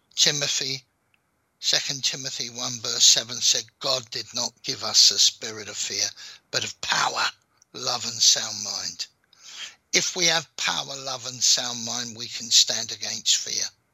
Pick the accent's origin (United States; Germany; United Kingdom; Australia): United Kingdom; London; accent: London; I was born in London